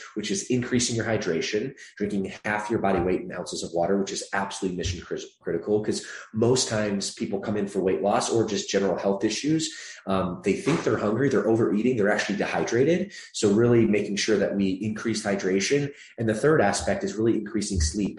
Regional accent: Michigan, United States; moved away as an adult; also born or lived in Atlanta, Georgia; now in Los Angeles, United States; I grew up there for the latter part of my childhood through adolescence into my, I guess, early adulthood.

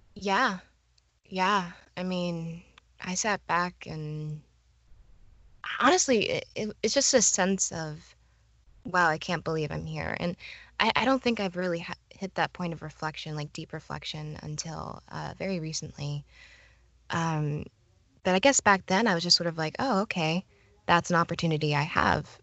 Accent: Florida, United States; I was born and raised in Florida

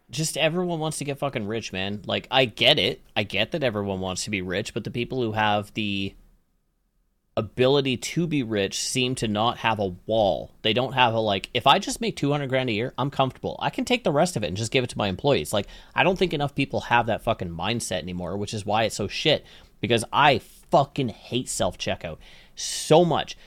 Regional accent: Canada; I'm Canadian

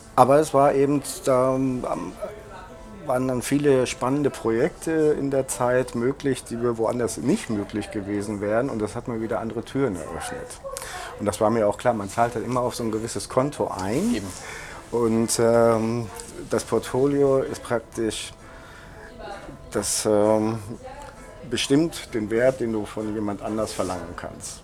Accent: Germany; now in Berlin, Germany; der Stadtteil wo ich aufgewachsen bin, heißt Berliner Viertel.

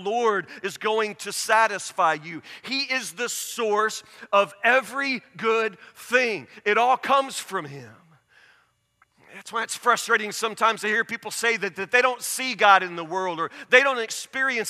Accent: Woodburn, Kentucky, United States; I grew up in Woodburn. There's nothing here

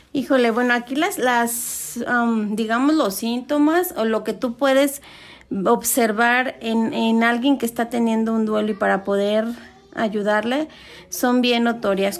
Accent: Mexico; nosotros como mexicanos que celebramos el día de, de Muertos

